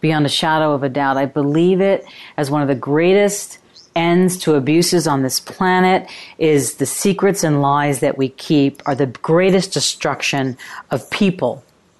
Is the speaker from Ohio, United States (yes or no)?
no; New York, United States; I grew up in New York